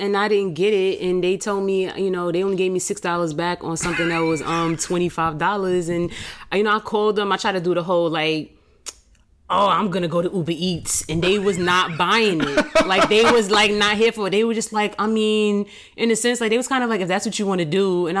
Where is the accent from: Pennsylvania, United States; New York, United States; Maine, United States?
New York, United States; New York City; I'm from Queens, too.